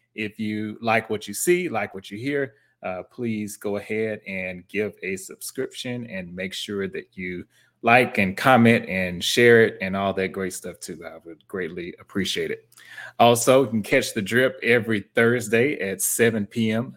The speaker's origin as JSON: {"language": "English", "town": "Houston", "region": "Texas", "country": "United States", "moved": "as an adult", "lives_now": "Dallas, United States", "said": "I'm from Houston"}